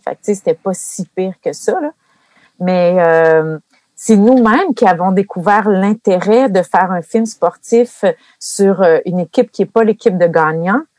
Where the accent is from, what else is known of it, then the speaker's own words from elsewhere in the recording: Gracefield, Quebec, Canada; je viens de Gracefield, près de Maniwaki